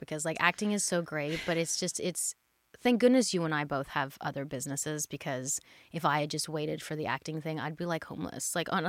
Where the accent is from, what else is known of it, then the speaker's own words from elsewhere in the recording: Australia; And I'm Australian.